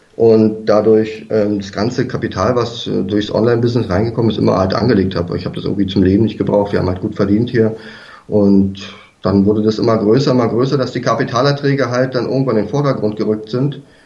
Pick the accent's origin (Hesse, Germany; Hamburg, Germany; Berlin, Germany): Berlin, Germany; also born or lived in south of Munich, Bavaria; now in near Munich, Germany; ursprünglich, weiß nicht, ob man das schon gehört hat, komme ich eigentlich aus Berlin